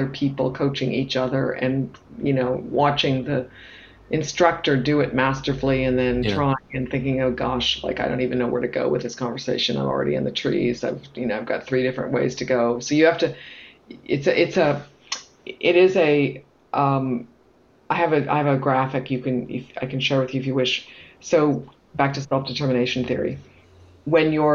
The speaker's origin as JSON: {"language": "English", "town": "Toronto", "region": "Ontario", "country": "Canada", "also_born_or_lived": "United Kingdom / United States / France", "moved": "as an adult", "said": "So I'm from Toronto"}